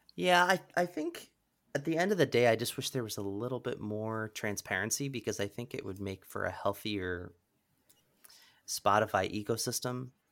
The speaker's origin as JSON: {"language": "English", "region": "Pennsylvania", "country": "United States", "tie": "born or raised there", "said": "I grew up in Pennsylvania"}